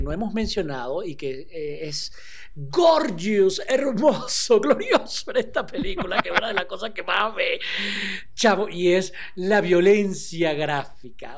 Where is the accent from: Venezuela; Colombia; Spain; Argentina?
Venezuela; nosotros somos de Venezuela y en Caracas pasan estas cosas.